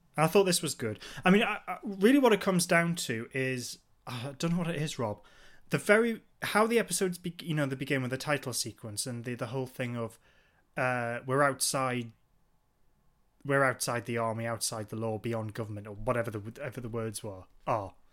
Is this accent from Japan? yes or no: no; Newcastle upon Tyne, North East England, United Kingdom; we're from, uh, Newcastle, the northeast of England